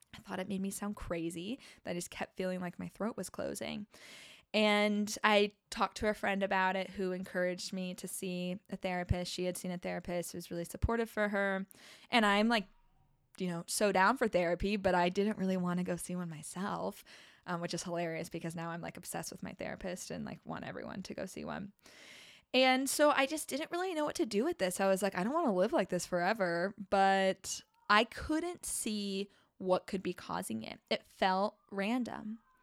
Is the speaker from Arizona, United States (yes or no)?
yes; Arizona, United States; moved away as an adult; also born or lived in New Orleans; We grew up together in Arizona